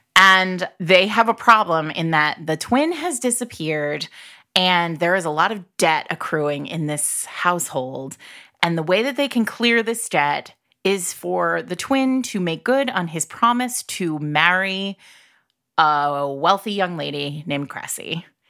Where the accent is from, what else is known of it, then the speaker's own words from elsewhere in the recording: New England, United States; I'm from New England